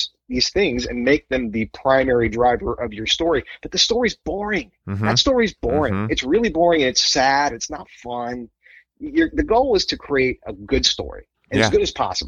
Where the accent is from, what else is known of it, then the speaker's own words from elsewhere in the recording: the South, United States; When I was a little kid growing up in the South